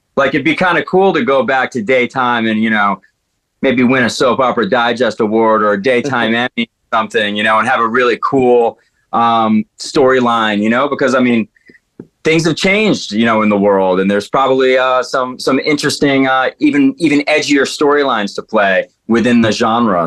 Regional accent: Danbury, Connecticut, United States; my hometown, uh, Danbury, Connecticut

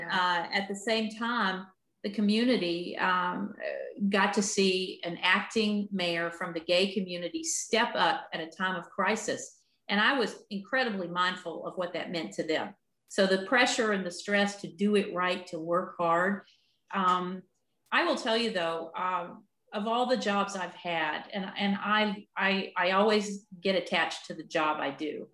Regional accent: Appalachia, United States; growing up in Appalachia

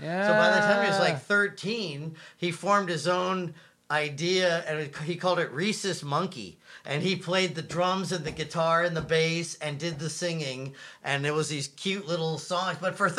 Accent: Santa Clarita, California, United States; My parents moved there. I was in junior high. 8th grade.

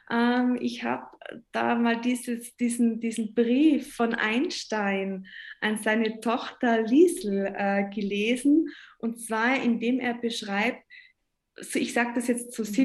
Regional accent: Tyrol, Austria; äh, ich habe so schöne Swarovski-Sterne ähm, bei mir zu Hause als Tirolerin.

